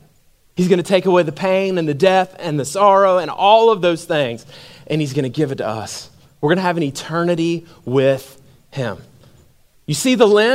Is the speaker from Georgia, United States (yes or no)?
yes; Macon, Georgia, United States; when I grew up in Macon, Georgia.